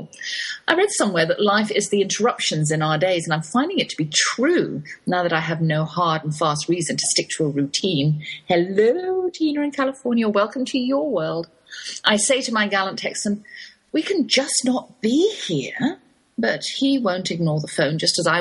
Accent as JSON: {"language": "English", "region": "England", "country": "United Kingdom", "accent": "English", "said": "My English accent"}